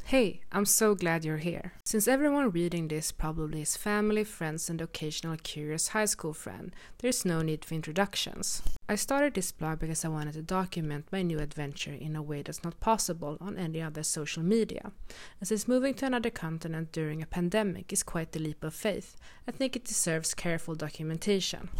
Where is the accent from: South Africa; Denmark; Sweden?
Sweden; moved away as an adult; now in South Korea; I'm twenty-six years old and I'm from Sweden.